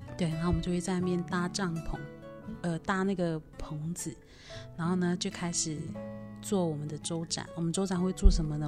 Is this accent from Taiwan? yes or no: yes; Nan'ao and Datong, Yilan County, Taiwan; moved away as an adult; also born or lived in Taipei, Taiwan; now in Taichung, Taiwan; 来自南澳。对，一半南澳，一半大同乡